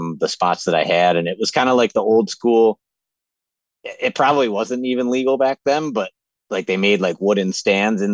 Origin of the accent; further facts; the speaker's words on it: Western New York, United States; I'm from Western New York, kind of a little bit more north of where you were originally from, Jake, as you know, but just your typical guy that just grew up in a hunting family.